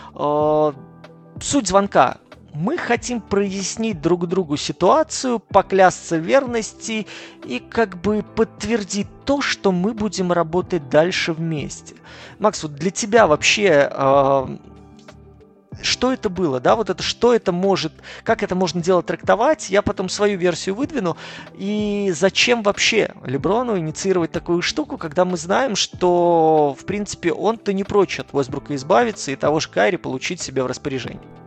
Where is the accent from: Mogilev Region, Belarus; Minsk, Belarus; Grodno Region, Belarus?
Minsk, Belarus; я родом сам из Беларуси, из Минска